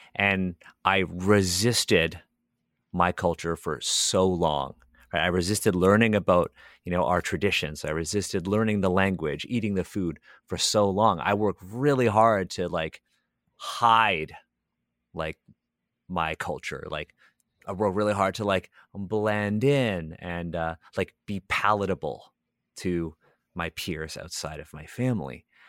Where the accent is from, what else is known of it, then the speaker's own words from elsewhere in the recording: Toronto, Ontario, Canada; I grew up in the Hyde Park area of Toronto.